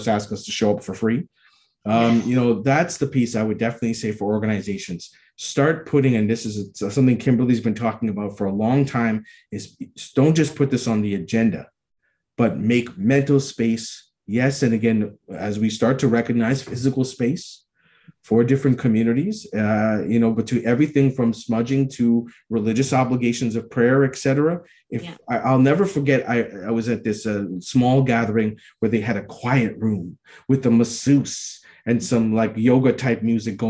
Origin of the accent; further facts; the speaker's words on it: Ontario, Canada; I was born and raised here in Ontario